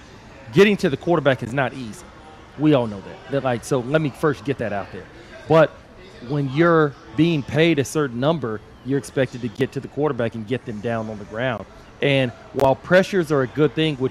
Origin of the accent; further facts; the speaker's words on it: Texas, United States; I'm from Texas.